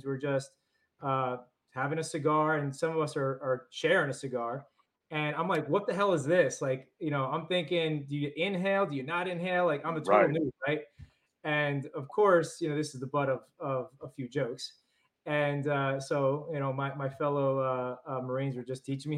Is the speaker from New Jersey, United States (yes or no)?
yes; Jersey City, New Jersey, United States; moved away as an adult; also born or lived in New York; I was originally born in New York, raised in Jersey City, New Jersey